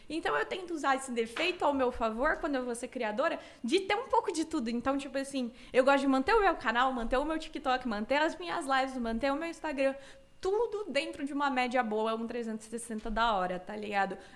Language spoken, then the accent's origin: Portuguese; Cuiabá, Mato Grosso, Brazil; moved away as an adult; now in São Paulo, Brazil; Cara, eu, eu saí de Cuiabá em 2014, quando eu fiz 18 anos, mas eu passei um aninho em Porto Alegre, aleatório, mas foi ótimo, mas foi muito aleatório. E aí eu vim para São Paulo em 2015.